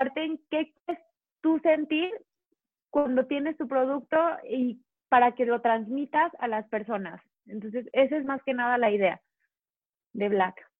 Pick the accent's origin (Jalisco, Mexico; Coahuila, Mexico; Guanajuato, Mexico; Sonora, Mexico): Guanajuato, Mexico; León; yo soy de León, Guanajuato, entonces aquí el calzado es la cuna del calzado.